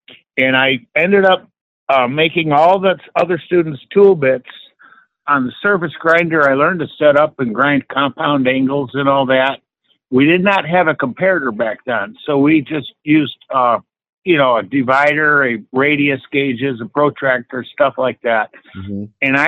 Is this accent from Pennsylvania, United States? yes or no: no; Detroit, Michigan, United States; Detroit, Michigan.